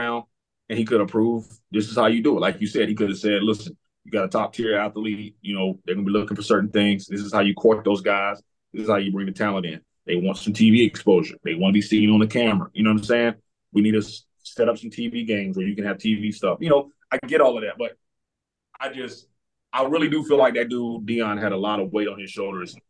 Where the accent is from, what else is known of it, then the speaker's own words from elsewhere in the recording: United States; I'm from Carolina too